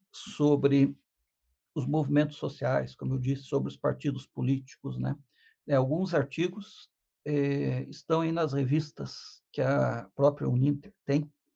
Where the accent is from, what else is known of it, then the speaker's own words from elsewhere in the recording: Curitiba, Paraná, Brazil; um curitibano nato